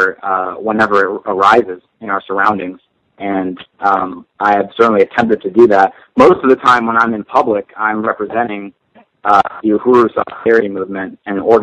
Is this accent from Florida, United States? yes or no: yes; Miami, Florida, United States; I grew up in Miami